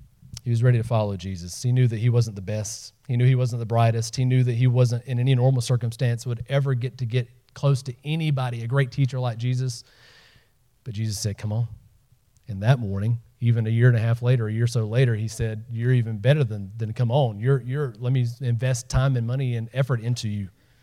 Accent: the South, United States; I grew up in the South, living on the other side of the tracks, usually meant black and white.

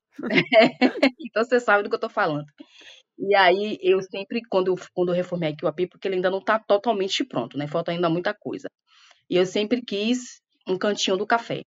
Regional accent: Salvador, Bahia, Brazil; moved away; also born or lived in Rio de Janeiro; eu saí daqui, eu saí de Salvador justamente para ir trabalhar, né? Eu era muito jovem

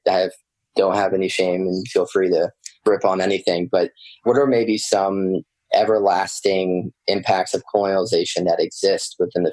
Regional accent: United States; growing up as an American.

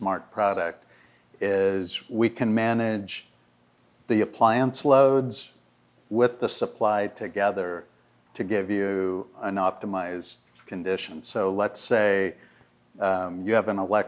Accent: California, United States; moved away; I'm from California originally

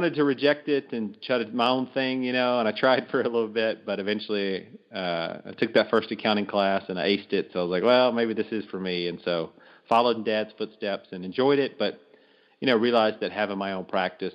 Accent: Louisiana, United States; moved away as an adult; also born or lived in Texas; I'm from Louisiana originally, ended up in Texas doing some corporate work after college

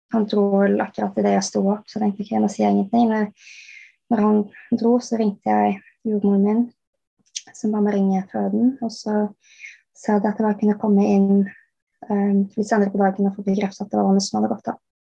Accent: Bærum, Akershus, Norway; moved away as an adult; now in England, United Kingdom; jeg er oppvokst i Bærum. Men eh, nå bor jeg i England

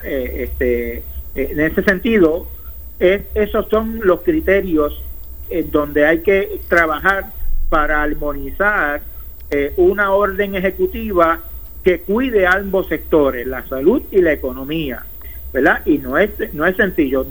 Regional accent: Puerto Rico; como puertorriqueño

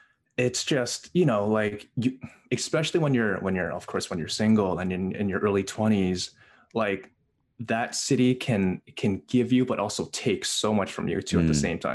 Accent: Canada; also born or lived in Hong Kong; I was raised in, I was born in Hong Kong. I moved to Canada when I was 3 months old.

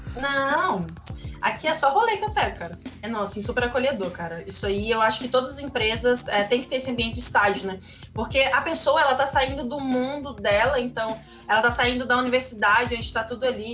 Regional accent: interior of Espírito Santo, Brazil; also born or lived in Campinas, São Paulo; eu sou do interior do Espírito Santo

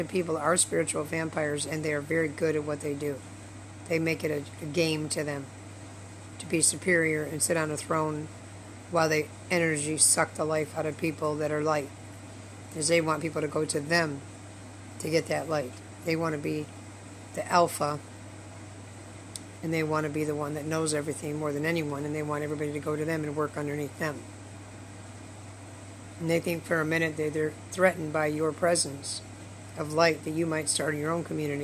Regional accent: Michigan, United States; I was in Michigan.

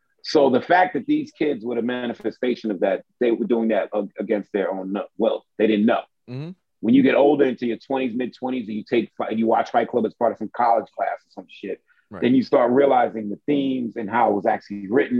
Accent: New York City, New York, United States; I'm a kid from Brooklyn

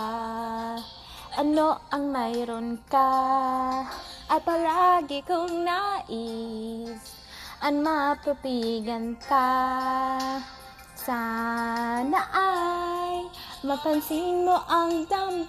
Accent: Seattle, Washington, United States; I came from Seattle, you know, born and raised.

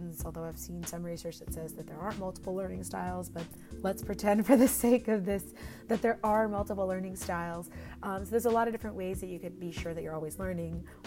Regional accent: Texas, United States; now in Bay Area, United States; We're both from Texas

